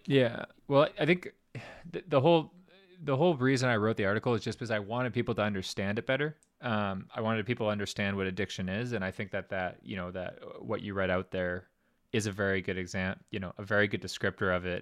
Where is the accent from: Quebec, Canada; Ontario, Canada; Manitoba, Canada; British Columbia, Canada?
Manitoba, Canada; Winnipeg; also born or lived in Greenwich, Connecticut; a kid from Winnipeg